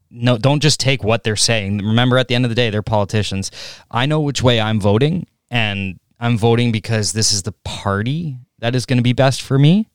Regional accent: Canada

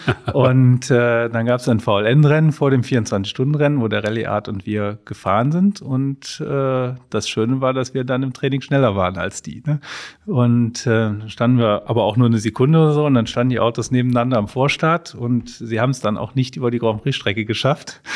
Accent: Mönchengladbach, North Rhine-Westphalia, Germany; Wir sind ja aus Mönchengladbach, wir wohnen auch noch in Mönchengladbach

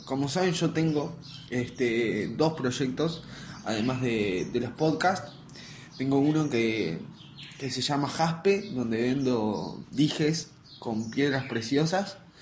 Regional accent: Uruguay; acá en Uruguay a la gente que vamos al liceo público, yo voy al liceo público, estoy en quinto liceo

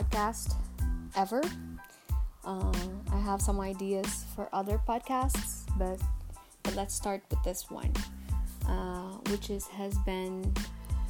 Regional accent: Manaus, Amazonas, Brazil; moved away as an adult; now in São Paulo, Brazil; I'm from Brazil, actually, from Manaus.

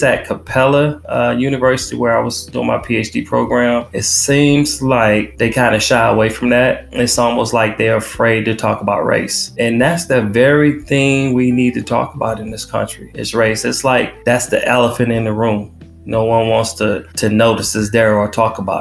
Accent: Detroit, Michigan, United States; moved away as an adult; I was born and raised in Detroit, born in North Detroit General Hospital. That's actually in Hamtramck.

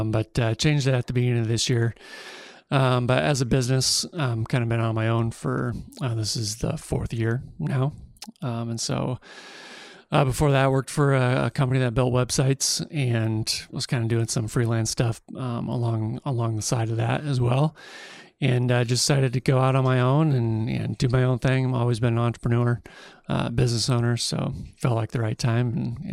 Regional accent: Cedar Rapids, Iowa, United States; I'm from Cedar Rapids originally.

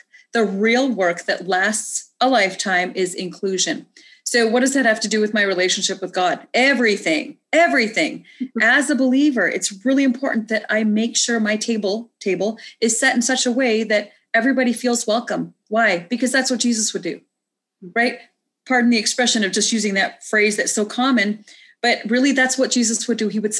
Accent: India; Because I am very Indian.

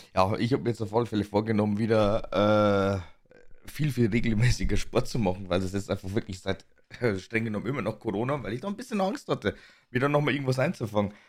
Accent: Bavaria, Germany; accent: Bavarian; in Bayern wird halt eigentlich wirklich bayerisch gesprochen

